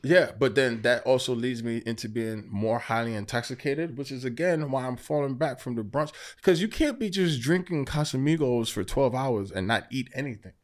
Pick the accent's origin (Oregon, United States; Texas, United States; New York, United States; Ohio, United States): New York, United States; New York City; also born or lived in Queens; I live in Queens now. I'm originally from Brooklyn.